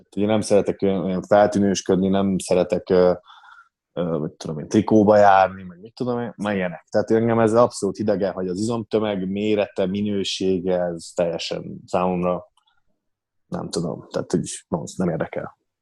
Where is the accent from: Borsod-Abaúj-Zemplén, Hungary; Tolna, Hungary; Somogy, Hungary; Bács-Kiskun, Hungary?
Borsod-Abaúj-Zemplén, Hungary; Ózd; én Ozdról származok, Ozdon születtem, ott is nőttem fel